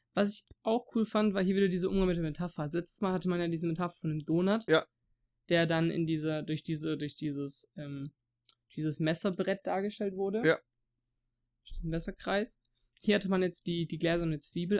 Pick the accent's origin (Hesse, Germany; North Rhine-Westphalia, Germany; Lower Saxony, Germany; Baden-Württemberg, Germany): Baden-Württemberg, Germany; Swabia; accent: Swabian; first language German; Deutsch ist meine Muttersprache. Aber ich bin selber jemand, der halt auch durch, durch meinen, durch den Dialekt und sowas, also durch Schwäbisch zum Beispiel jetzt, halt so Wörter drin habe, die halt Dialekt sind.